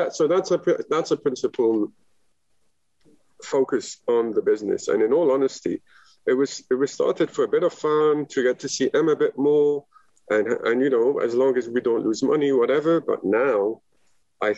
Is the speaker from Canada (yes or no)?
no; Lebanon; now in Dubai, United Arab Emirates; In the Middle East, where I grew up in Lebanon